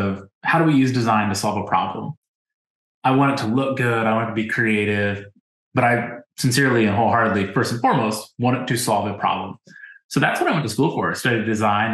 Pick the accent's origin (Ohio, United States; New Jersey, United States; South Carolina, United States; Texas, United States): Ohio, United States; I grew up in Ohio too